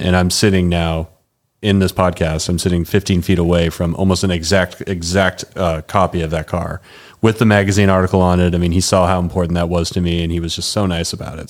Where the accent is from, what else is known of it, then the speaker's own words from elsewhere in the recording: New England, just outside of Boston, Massachusetts, United States; now in Denver, United States; I grew up in New England, uh, just outside of Boston